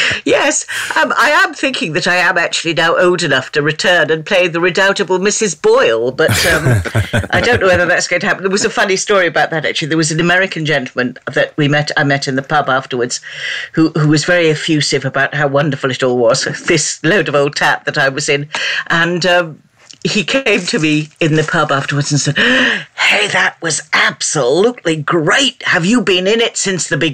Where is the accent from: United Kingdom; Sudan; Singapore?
United Kingdom; Nottingham, East Midlands; moved away; working in a television company in my hometown